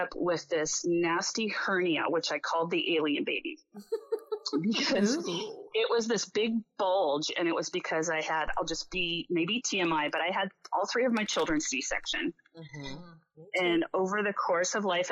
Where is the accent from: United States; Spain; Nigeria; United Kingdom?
United States; Minnesota; now in Anchorage, United States; I'm from Minnesota.